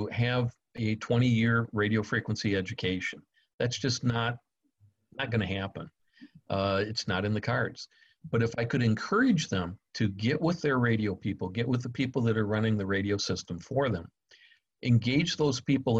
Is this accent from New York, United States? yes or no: no; Michigan, United States; now in Florida, United States; I'm from Michigan, and I'm accustomed to basically stick and lumber buildings